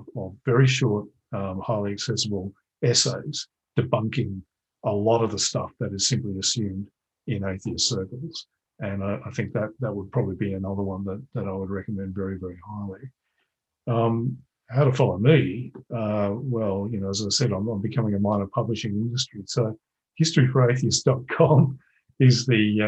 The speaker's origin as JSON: {"language": "English", "country": "Australia", "said": "I'm Australian"}